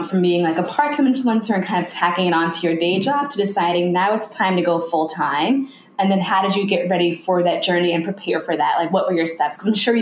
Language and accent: English; United States; moved away as an adult; also born or lived in Italy; now in Beirut, Lebanon; an American expat here in Lebanon